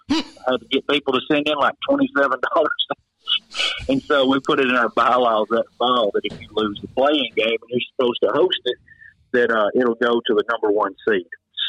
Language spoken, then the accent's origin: English; Lawrence County, Tennessee, United States; also born or lived in Tullahoma, Tennessee; growing up in Lawrence County, we had to travel everywhere to play.